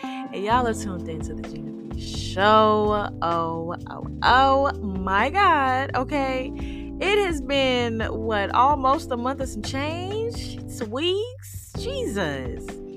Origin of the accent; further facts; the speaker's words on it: St. Louis, Missouri, United States; I'm from St. Louis City